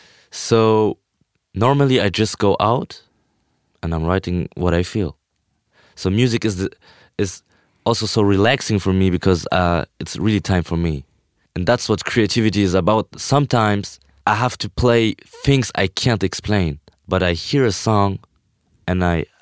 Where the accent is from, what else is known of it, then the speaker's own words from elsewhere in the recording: Vienna, Austria; born there; she came to Vienna when I was born in Vienna